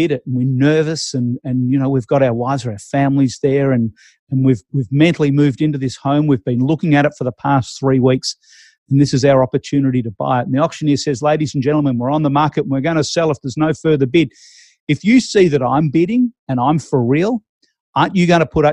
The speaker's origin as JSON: {"language": "English", "town": "Melbourne", "region": "Victoria", "country": "Australia", "moved": "yes", "said": "I'm originally from Melbourne, the auction capital of the world."}